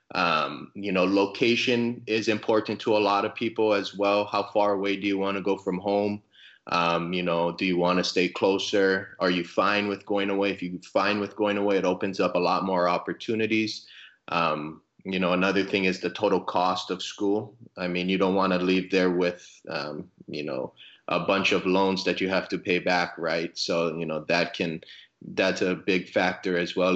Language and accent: English; Hawaii, United States; moved away as an adult; also born or lived in Arizona / Oklahoma; I, I grew up in Hawaii, so I played high school baseball in Hawaii